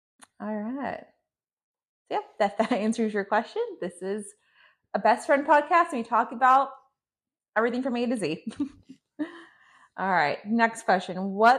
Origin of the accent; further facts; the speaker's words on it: Hawthorne, California, United States; moved away as an adult; now in Orange County, United States; I am a Middle Eastern, so I'm Palestinian and Jordanian, mm-hmm. and I was raised in Hawthorne, California.